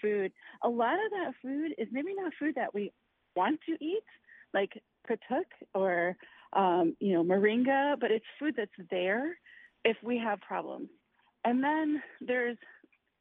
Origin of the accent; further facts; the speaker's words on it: Wisconsin, United States; now in Florida, United States; I grew up in Wisconsin, where there are farms everywhere